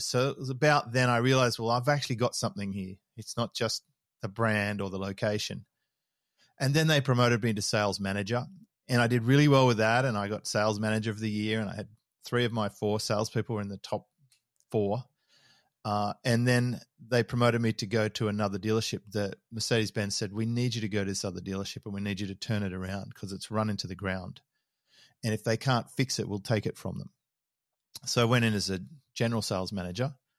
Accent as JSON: {"language": "English", "town": "Sydney", "region": "New South Wales", "country": "Australia", "tie": "born or raised there", "also_born_or_lived": "Melbourne", "moved": "as an adult", "lives_now": "Noosa, Australia", "said": "I was born in Melbourne. Uh, we moved, my dad was running a, a bulk haulage division down there, and, and then they moved back to Sydney when I was about five. We started off in Manly, and then we moved to Mossman"}